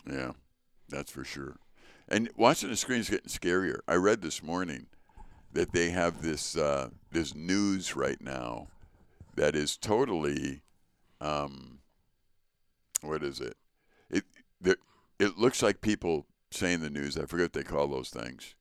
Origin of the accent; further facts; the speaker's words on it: Chicago, Illinois, United States; moved away; also born or lived in North Woods; growing up in Chicago and then coming up to the North Woods